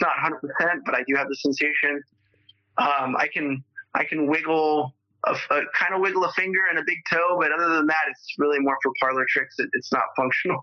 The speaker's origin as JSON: {"language": "English", "town": "Los Angeles", "region": "California", "country": "United States", "tie": "born or raised there", "also_born_or_lived": "Spokane, Washington", "said": "So I moved back to LA when I was five with her and my sister, who was eight years old at the time. And so I grew up in the San Fernando Valley"}